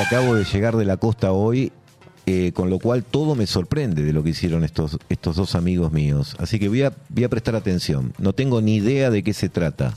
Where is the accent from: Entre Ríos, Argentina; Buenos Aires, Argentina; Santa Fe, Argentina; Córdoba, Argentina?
Buenos Aires, Argentina; nací y me nací no, pero me crié en Almagro